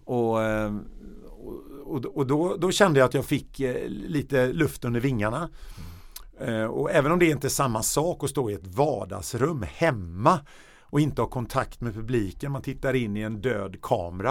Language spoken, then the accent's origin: Swedish; Stockholm, Stockholm County, Sweden; also born or lived in Gothenburg; där växte jag upp eh, i en söderförort i Högdalen mellan jag var 8 år till jag var 20.